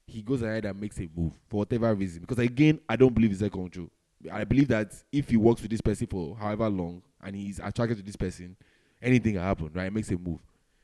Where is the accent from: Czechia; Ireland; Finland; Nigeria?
Nigeria; I'm Nigerian